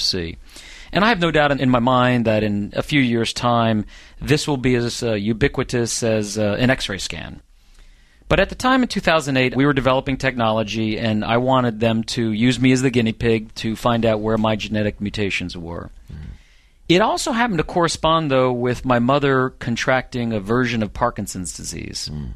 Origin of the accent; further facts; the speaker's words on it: Norristown, Pennsylvania, United States; I grew up in a suburb of Philadelphia, Pennsylvania, Norristown, Pennsylvania